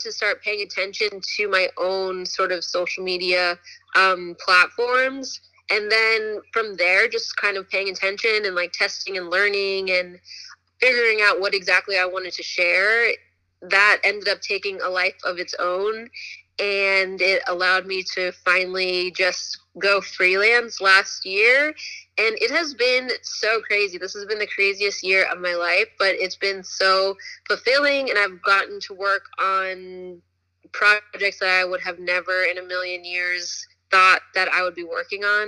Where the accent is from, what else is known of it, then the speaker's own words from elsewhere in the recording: Woodbridge, Virginia, United States; moved away as an adult; also born or lived in Richmond, Virginia; now in Los Angeles, United States; I grew up in Northern Virginia. Shout out to Woodbridge, Virginia